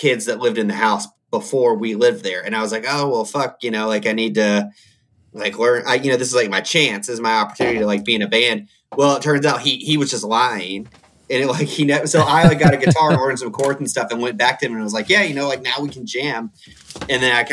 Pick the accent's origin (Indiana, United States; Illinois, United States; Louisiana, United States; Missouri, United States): Indiana, United States; I grew up in Indiana.